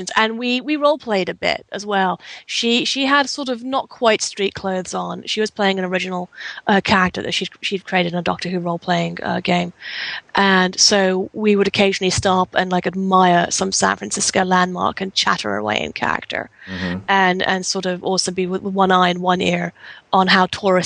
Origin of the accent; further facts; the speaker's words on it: England, United Kingdom; being English